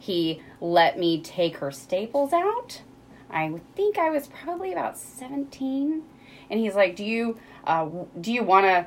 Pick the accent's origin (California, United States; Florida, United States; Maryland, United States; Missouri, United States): Missouri, United States; Rolla; I grew up in Rolla. Mm-hmm. I graduated high school here in 1995